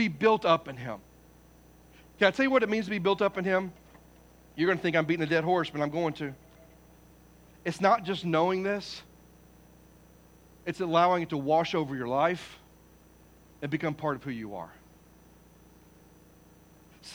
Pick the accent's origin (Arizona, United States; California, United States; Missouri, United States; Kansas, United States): Missouri, United States; Poplar Bluff; moved away; I'm from Poplar Bluff, Missouri. I mean, I'm not saying we're backwoods, because we're not